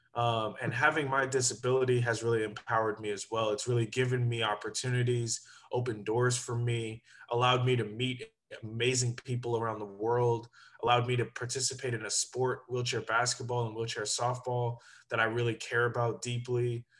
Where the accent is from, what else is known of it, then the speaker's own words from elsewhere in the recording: Sacramento, California, United States; also born or lived in Berkeley, California / Arizona / Oregon / Washington, D.C.; I grew up in Sacramento